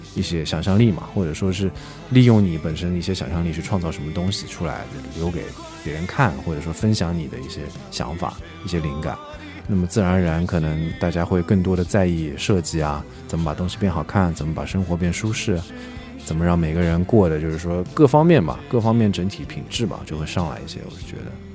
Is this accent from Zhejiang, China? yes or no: yes; Hangzhou, Zhejiang, China; also born or lived in Germany; 在杭州演了一场，正好是在我家乡，在那儿演了一场